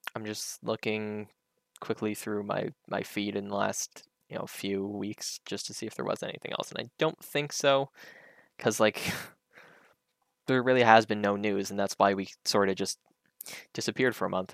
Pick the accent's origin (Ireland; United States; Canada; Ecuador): Canada; as a Canadian